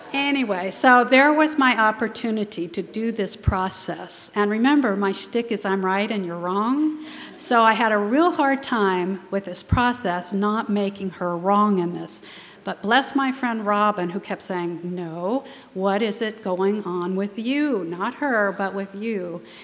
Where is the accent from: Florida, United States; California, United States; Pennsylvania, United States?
California, United States; San Francisco; I was born in San Francisco